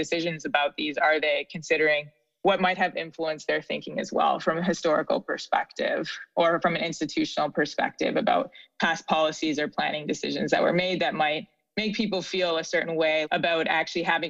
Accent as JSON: {"language": "English", "country": "Canada", "moved": "yes", "lives_now": "Philadelphia, United States", "said": "as a Canadian"}